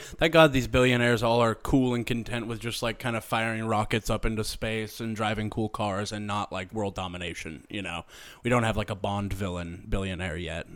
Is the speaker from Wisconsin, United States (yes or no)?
no; Springfield, Missouri, United States; Brad Pitt is from my hometown